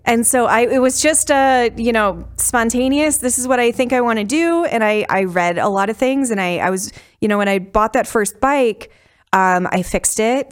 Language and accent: English; outside of Chicago, Illinois, United States; moved away; I grew up outside of Chicago